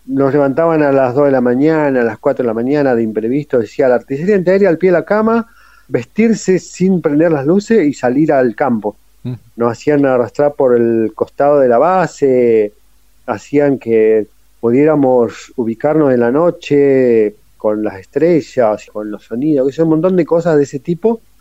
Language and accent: Spanish; San Carlos de Bariloche, Río Negro, Argentina; Soy de Bariloche, pero me tocó el servicio militar en Río Gallego en la Fuerza Aérea